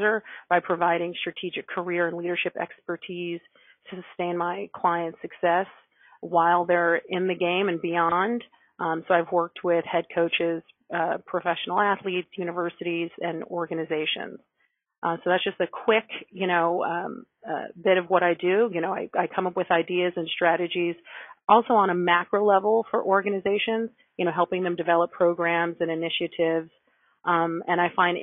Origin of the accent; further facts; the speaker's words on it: California, United States; moved away as an adult; also born or lived in Massachusetts; now in New York City, United States; I grew up in California